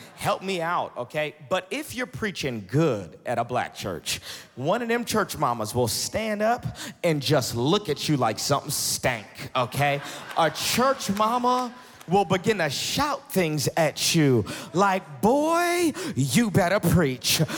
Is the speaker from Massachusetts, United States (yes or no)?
yes; Boston, Massachusetts, United States; moved away as an adult; now in the South, United States; I'm originally from Boston, Massachusetts